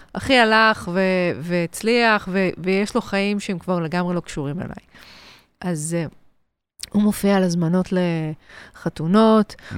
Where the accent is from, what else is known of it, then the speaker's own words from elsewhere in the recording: Ramot HaShavim, Central District, Israel; גדלתי ברמות השבים, ליד הוד השרון, גם גדלתי בהוד השרון